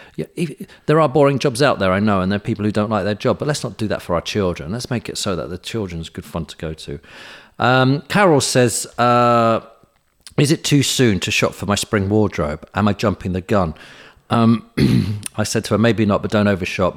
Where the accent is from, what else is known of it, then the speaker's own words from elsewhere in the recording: United Kingdom; we're British